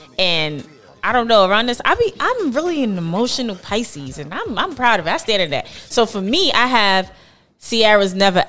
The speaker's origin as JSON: {"language": "English", "town": "New York City", "region": "New York", "country": "United States", "tie": "born or raised there", "also_born_or_lived": "Rhode Island", "said": "I grew up in Brevoit Project."}